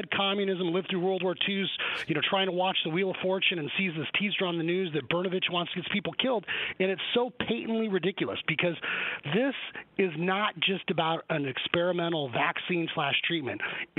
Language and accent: English; Arizona, United States; I grew up here in Arizona